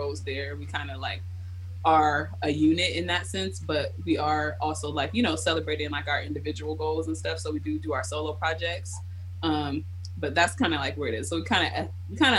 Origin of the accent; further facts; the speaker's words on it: Baltimore, Maryland, United States; moved away as an adult; now in Seattle, United States; I grew up in Baltimore